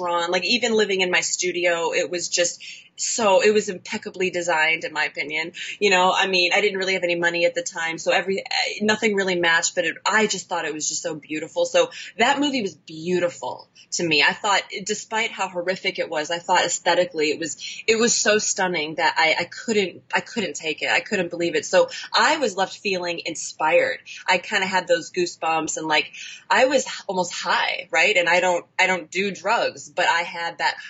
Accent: Chicago, Illinois, United States; now in Los Angeles, United States; I'm from Chicago. Mm-hmm. And I currently live in Los Angeles

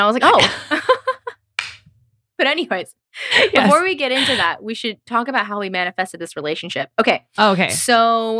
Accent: Tennessee, United States; I'm from Tennessee, where I think that's more common. I'm from the South.

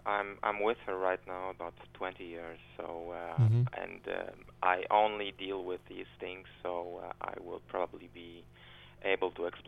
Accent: Poland; my home country, namely in Poland.

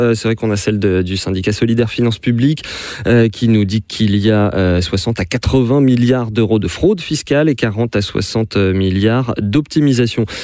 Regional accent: France

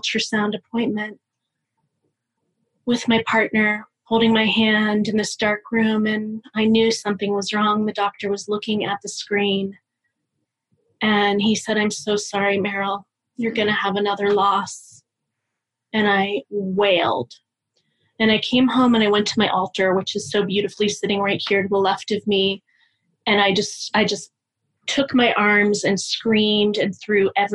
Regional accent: Pittsburgh, Pennsylvania, United States; I'm from Pittsburgh

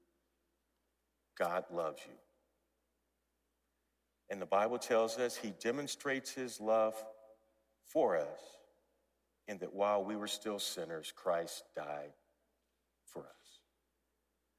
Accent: St. Louis, Missouri, United States; also born or lived in San Diego; now in Twin Cities, United States; I grew up in the Fountain Park neighborhood of North St. Louis.

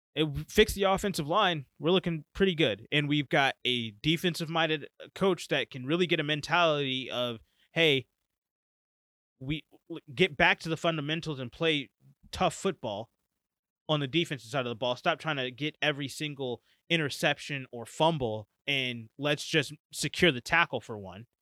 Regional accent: United States; as African American males

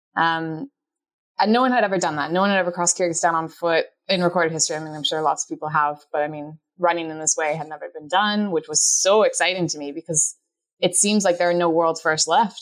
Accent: Canada; moved away as an adult; also born or lived in Scotland; I grew up in the Canadian Rockies

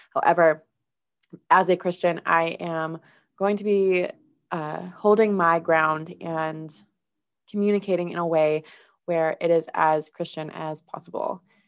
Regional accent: Minnesota, United States; I was raised in Minnesota

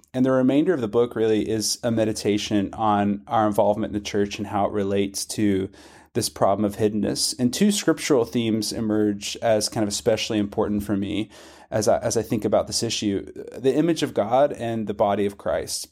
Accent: Western Kentucky, United States; also born or lived in Scotland; I grew up in Western Kentucky. I've lived in Kentucky my whole life, except for the brief stint in Scotland

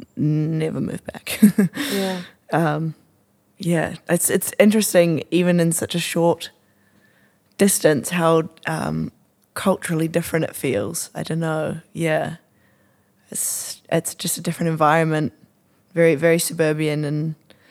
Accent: Auckland, New Zealand; I also grew up in Auckland. Super non-interesting. Shamefully, I grew up on the shore.

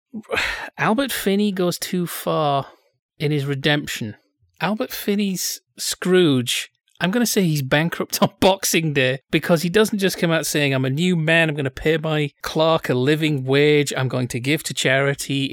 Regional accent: England, United Kingdom; Being English

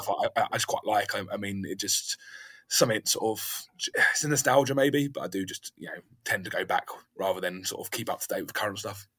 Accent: London, United Kingdom; now in South of England, United Kingdom; I'm actually from London originally

